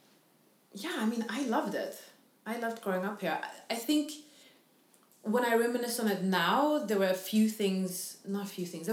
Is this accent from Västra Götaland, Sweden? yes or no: yes; Gothenburg, Västra Götaland, Sweden; first language English; also born or lived in Germany / London; I love growing up in Gothenburg.